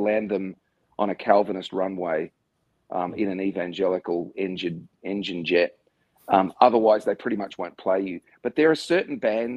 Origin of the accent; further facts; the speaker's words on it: Australia; being an Australian